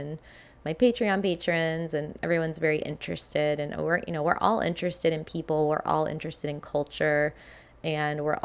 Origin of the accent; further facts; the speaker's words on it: United States; moved away; an American living in Japan